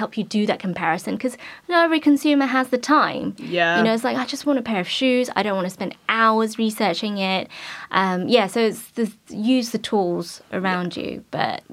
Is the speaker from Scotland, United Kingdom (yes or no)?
no; London, United Kingdom; I'm from West London, but I lived in East London.